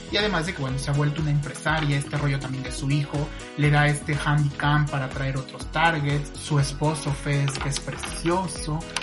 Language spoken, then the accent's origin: Spanish; Mexico; como mexicanos